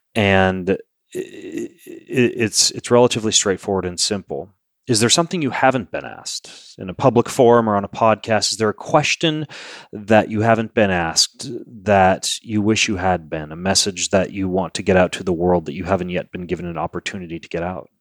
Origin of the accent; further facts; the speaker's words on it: Lewiston, Idaho, United States; I grew up in Lewiston, Idaho